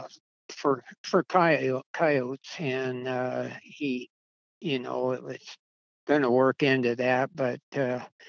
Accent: Oregon, United States; moved away as an adult; also born or lived in California / Nevada; I was born in California, and I was actually raised in Oregon

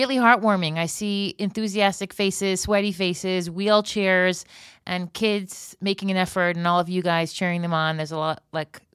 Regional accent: Florida, United States; now in Israel; I grew up in Florida.

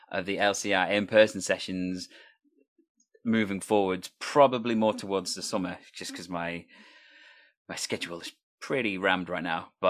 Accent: Wales, United Kingdom; People don't know that I'm Welsh when they listen to my voice.

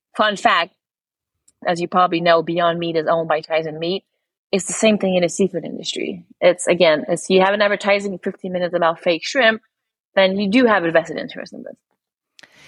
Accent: Montreal, Quebec, Canada; moved away as an adult; also born or lived in London; I'm born and raised in Montreal.

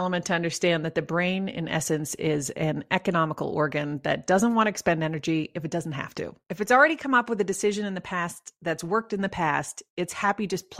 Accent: Canada; accent: Canadian; now in Colorado, United States; So I live in Colorado, which is a beautiful state with mountains, and we came here from Canada. So you might hear some Canadian tones in my...

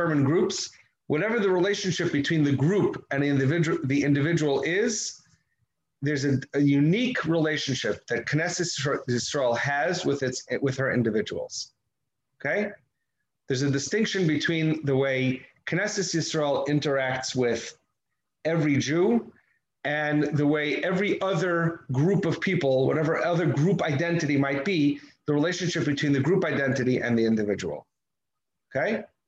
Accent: United States; I'm an American, it happens to be I'm an American

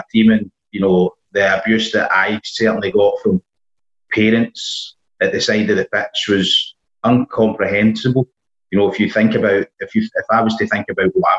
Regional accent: United Kingdom; growing up in Balsall Park

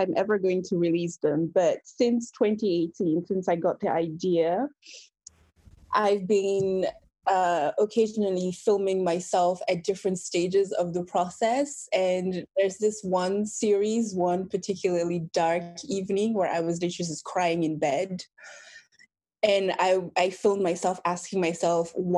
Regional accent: Belgium; also born or lived in Benin; now in United Kingdom; Belgium, where I grew up.

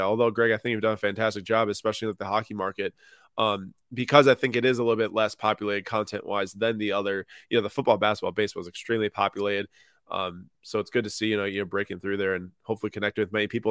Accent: Minnesota, United States; also born or lived in Madison, Wisconsin; Minnetonka High School was one of the best public schools in the area where I grew up in Minnesota

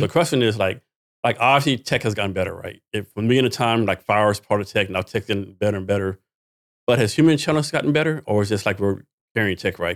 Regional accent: Texas, United States; I'm from Texas too, right? Born and raised.

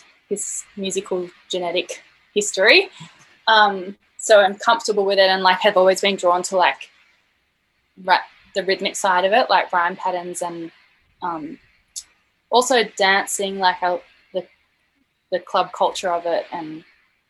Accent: Blue Mountains, New South Wales, Australia; I grew up in the Blue Mountains

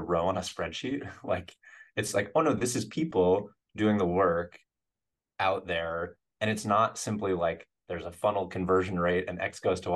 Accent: Western Massachusetts, United States; moved away as an adult; also born or lived in Colorado; now in San Francisco, United States; I grew up in Western Massachusetts

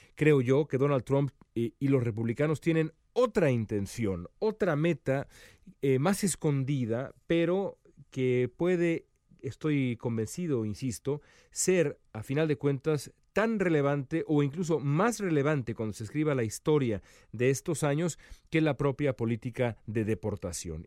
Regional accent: Mexico; moved away as an adult; now in Los Angeles, United States; soy eh, periodista mexicano, eh, nací en México hace ya casi 42 años

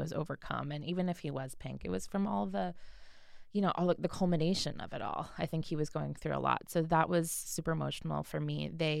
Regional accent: United States; we're American.

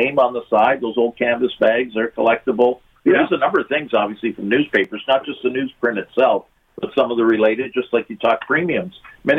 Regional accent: Hamilton, Ontario, Canada; I grew up in Hamilton.

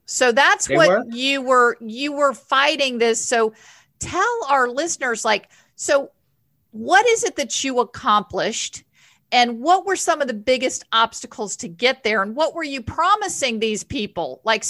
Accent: Northern Virginia, United States; also born or lived in Washington, D.C.; I was born in Washington, D.C., born in George Washington Hospital. And no, so, yep, right there. I am a D.C. girl. So I know that any of my friends that lived in D.C., we were 6 miles from the White House where I grew up. We were in Northern Virginia.

